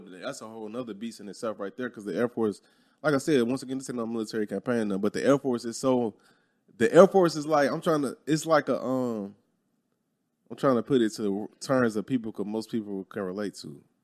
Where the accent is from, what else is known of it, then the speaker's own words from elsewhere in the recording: Chicago, Illinois, United States; moved away as an adult; growing up in Chicago, I was never around white people